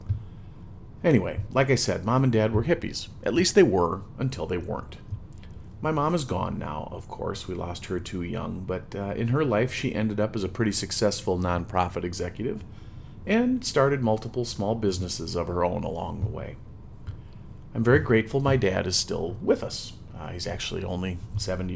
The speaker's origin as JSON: {"language": "English", "region": "Midwest", "country": "United States", "said": "I'm a Midwesterner"}